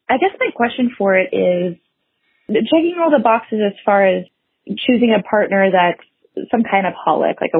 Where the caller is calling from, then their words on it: California, United States; I'm calling from California.